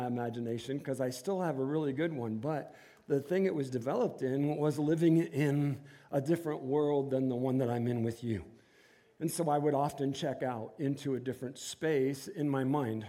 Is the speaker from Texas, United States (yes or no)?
no; Inkster, Michigan, United States; moved away as an adult; we were both born and raised in Inkster, which is a suburb of Detroit